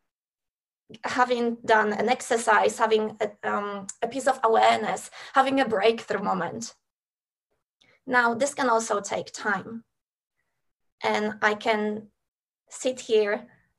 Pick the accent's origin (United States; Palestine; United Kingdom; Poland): Poland; now in Australia; I was born in Poland and I had support and resources to relocate to Australia